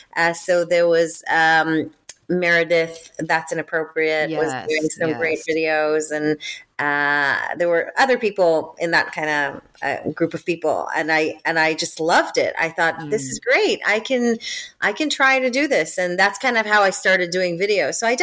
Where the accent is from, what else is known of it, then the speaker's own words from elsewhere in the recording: Israel; accent: American; now in United Kingdom; I live in the UK, but I'm originally from Israel. And the number one question I get asked is, why do I sound American?